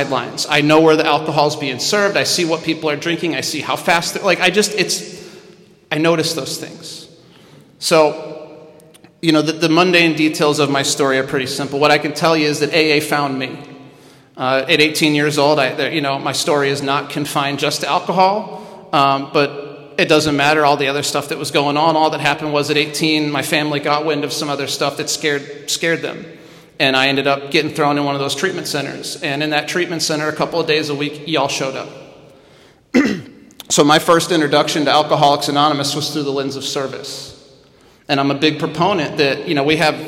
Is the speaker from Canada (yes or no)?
no; Midwest, United States; I'm from the Midwest